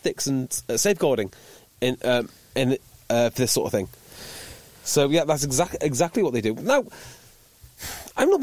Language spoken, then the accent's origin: English; North Wales, United Kingdom; I'm from North Wales